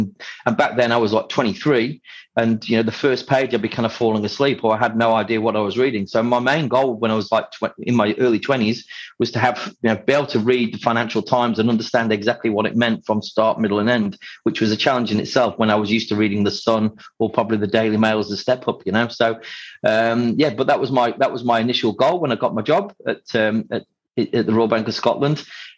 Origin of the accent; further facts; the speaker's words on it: Isle of Man; accent: Yorkshire; moved away as an adult; How quickly could I lose my Yorkshire accent and become a Scouser? So, the Isle of Man's very pretty, very beautiful place. But as soon as I was 18, I wanted to run away and go to Manchester at university with my friends and get off the island, really.